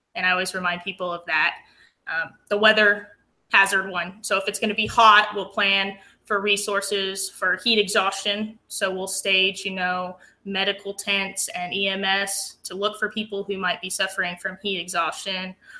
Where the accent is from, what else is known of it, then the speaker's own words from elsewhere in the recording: Aztec, New Mexico, United States; moved away as an adult; also born or lived in Lubbock, Texas; now in Williamson County, Texas, United States; I grew up in New Mexico in the Four Corners area. I'm actually from a small town um, called Aztec.